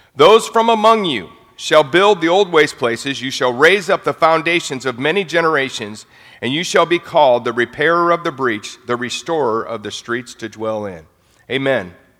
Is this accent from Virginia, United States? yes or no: no; St. Louis, Missouri, United States; moved away as an adult; now in Nashville, United States; I'm from St. Louis, Missouri